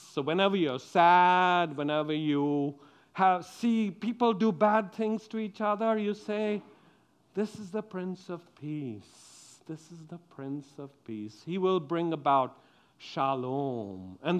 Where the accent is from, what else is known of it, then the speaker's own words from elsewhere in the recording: Sweden; We live in the West. We do not show our anger, especially when we come from Sweden.